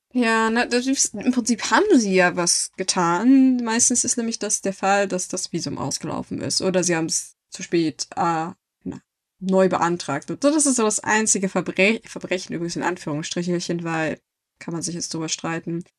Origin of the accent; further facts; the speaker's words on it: Germany; als Deutsche